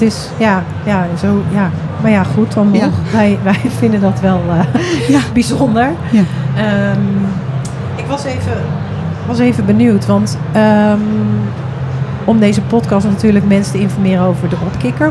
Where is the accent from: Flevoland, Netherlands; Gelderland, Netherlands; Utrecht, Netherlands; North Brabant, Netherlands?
Flevoland, Netherlands; ik kom uit Flevoland.